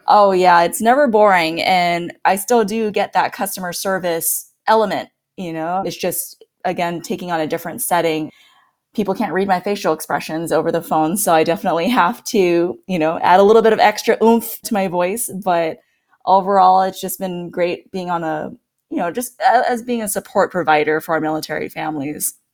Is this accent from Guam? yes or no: yes; Guam; moved away as an adult; now in Norfolk, United States; I'm originally from Guam, and that is actually where my husband